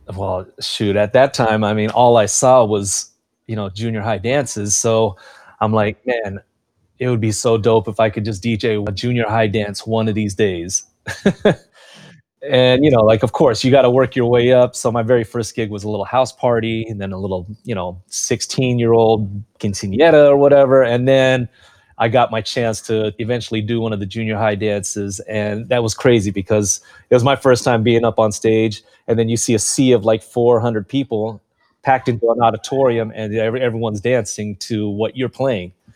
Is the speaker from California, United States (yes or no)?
yes; Carson, California, United States; also born or lived in Long Beach; Growing up in Carson, it's a multicultural city